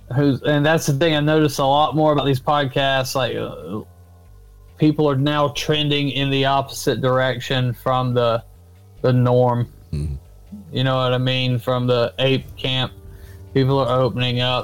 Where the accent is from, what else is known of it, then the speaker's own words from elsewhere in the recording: Florida, United States; in my home state is nobody ever thought about really Bigfoot in Florida